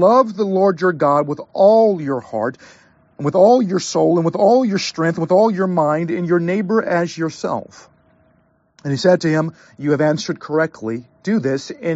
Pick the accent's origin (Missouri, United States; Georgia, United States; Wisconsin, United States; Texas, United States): Missouri, United States; St. Louis; moved away; also born or lived in Southern California; I grew up in the Midwest. I'm from St. Louis, Missouri, the gateway city.